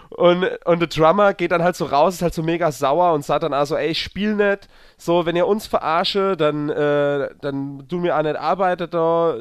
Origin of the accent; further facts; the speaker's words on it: near Zweibrücken, Rhineland-Palatinate, Germany; moved away; das war so eine der Nähe von Zwerbricke. Und äh, deswegen bin ich an die Heimat gefahren